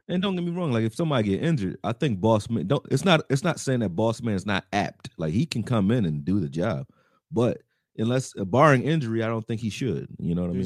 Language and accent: English; United States; I'm from America